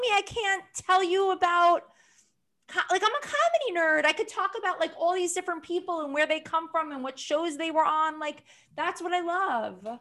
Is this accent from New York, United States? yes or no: yes; New York, United States; New Yorkers have, like, we can have good accents